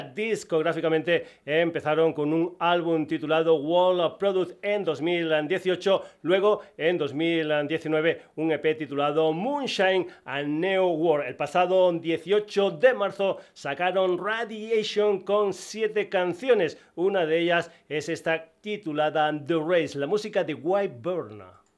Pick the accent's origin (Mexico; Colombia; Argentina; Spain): Spain; Burguillos del Cerro, Extremadura; me encanta meter gente de mi tierra, de Extremadura